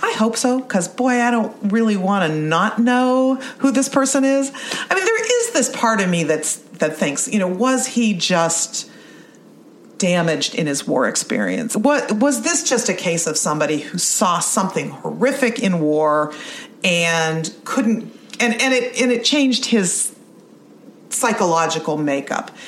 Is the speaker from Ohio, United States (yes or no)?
yes; Youngstown, Ohio, United States; I grew up in Youngstown